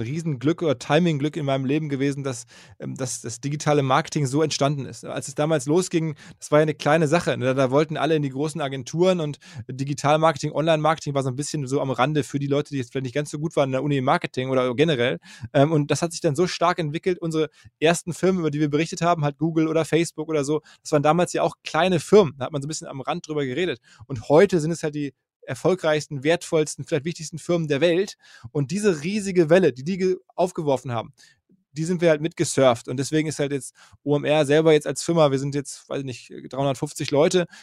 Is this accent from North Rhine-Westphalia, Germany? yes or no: yes; Essen, North Rhine-Westphalia, Germany; also born or lived in Green Bay, Wisconsin, United States / New York, United States / Dortmund; in Deutschland, in Essen, wo ich geboren bin